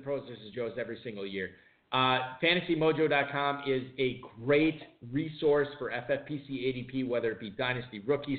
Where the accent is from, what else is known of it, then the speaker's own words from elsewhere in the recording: Wisconsin, United States; Look, I'm from Wisconsin.